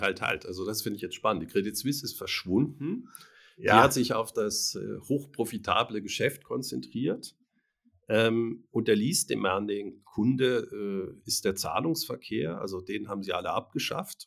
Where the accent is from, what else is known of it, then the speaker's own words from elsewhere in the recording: Germany; ich bin in Deutschland aufgewachsen.